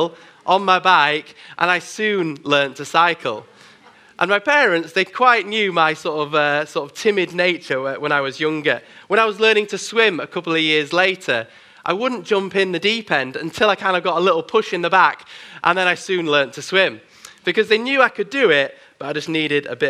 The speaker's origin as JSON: {"language": "English", "town": "Bradford", "region": "Yorkshire and the Humber", "country": "United Kingdom", "tie": "born or raised there", "moved": "yes", "lives_now": "Manchester, United Kingdom", "said": "I grew up in Bradford in Yorkshire"}